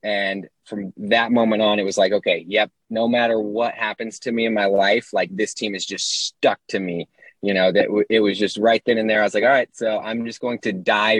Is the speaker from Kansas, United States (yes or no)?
yes; Ashland, Kansas, United States; also born or lived in Wichita, Kansas; So it actually started when I lived in my hometown of Ashland, Kansas.